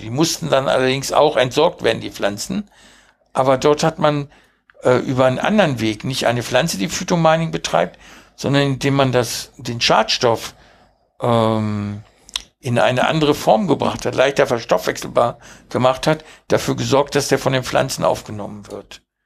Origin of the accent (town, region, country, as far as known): Hanover, Lower Saxony, Germany; born or raised there; German is a second language; also born or lived in Uruguay